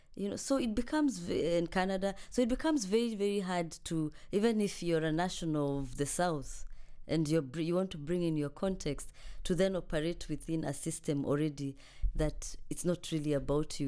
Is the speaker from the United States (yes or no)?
no; Kenya; now in Cambridge, United Kingdom; I am a Kenyan uh, scholar here at the University of Cambridge.